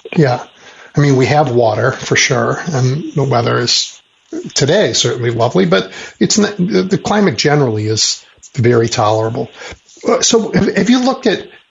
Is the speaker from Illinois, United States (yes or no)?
yes; Chicago, Illinois, United States; as a Chicagoan